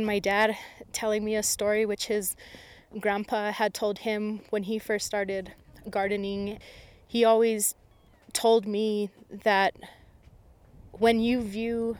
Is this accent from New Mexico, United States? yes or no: yes; Isleta Pueblo, New Mexico, United States; I'm from the Pueblo of Isleta